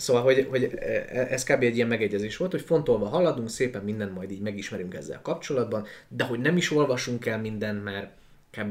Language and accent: Hungarian; Transcarpathia, Zakarpattia Oblast, Ukraine; now in Budapest, Hungary; Én egyébként Kárpátalján születtem, az összes okonom kb. ott él